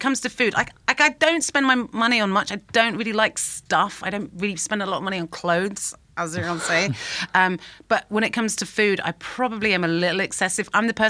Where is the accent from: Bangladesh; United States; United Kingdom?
United Kingdom; as British people